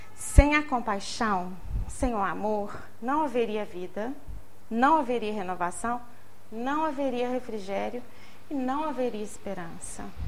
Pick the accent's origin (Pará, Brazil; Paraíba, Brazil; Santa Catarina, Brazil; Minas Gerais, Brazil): Minas Gerais, Brazil; Barbacena; now in Juiz de Fora, Brazil; Minha mãe veio trabalhar em Juiz de Fora, a gente é de Barbacena